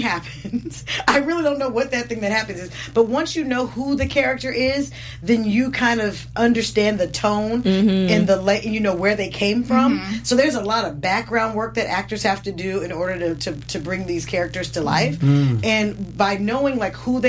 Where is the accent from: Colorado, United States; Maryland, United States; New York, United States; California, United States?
California, United States; the Bay Area; I'm from the Bay Area